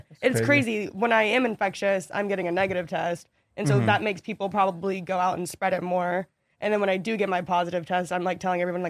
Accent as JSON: {"language": "English", "region": "Florida", "country": "United States", "moved": "yes", "said": "So we're both from Florida."}